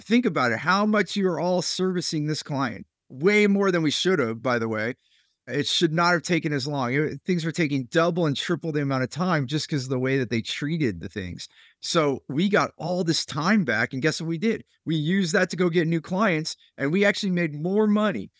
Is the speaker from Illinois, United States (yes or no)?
no; Silicon Valley, California, United States; I grew up there in California